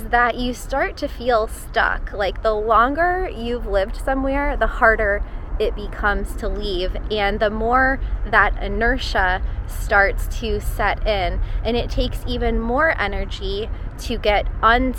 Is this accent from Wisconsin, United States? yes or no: no; Florida, United States; moved away as an adult; living back in my home state of Florida